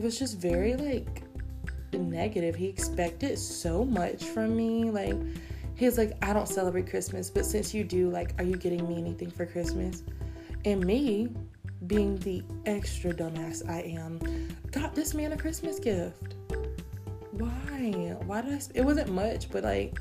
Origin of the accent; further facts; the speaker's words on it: United States; I'm not gonna apologize for being born here.